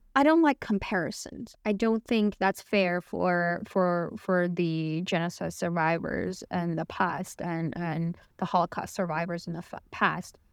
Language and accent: English; Beijing, China; English is a second language; moved away as an adult; I was born and raised in Beijing, which is the capital of China.